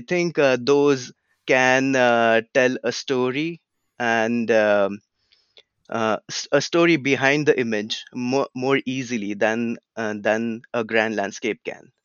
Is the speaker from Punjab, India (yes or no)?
no; Pune, Maharashtra, India; also born or lived in California; now in United States; where I grew up in India, it's a city called Pune